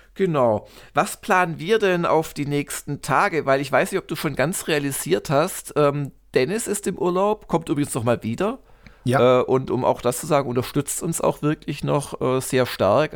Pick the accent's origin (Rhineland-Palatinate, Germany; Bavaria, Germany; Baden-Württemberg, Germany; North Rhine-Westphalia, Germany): Baden-Württemberg, Germany; Gymnasium äh, aus, also aus, aus Baden-Württemberg, war das so ein Programmpunkt in der 9. Klasse